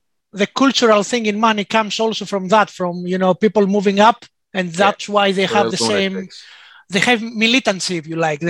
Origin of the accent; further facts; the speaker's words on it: Athens, Attica, Greece; English is a second language; moved away as an adult; also born or lived in Pyrgos; now in Cambridge, United Kingdom; In Athens, in a suburb of Athens called Petrúpoli, West Attica.